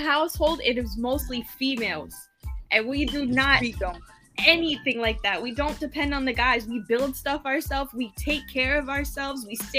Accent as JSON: {"language": "English", "town": "New York City", "region": "New York", "country": "United States", "said": "I'm from New York."}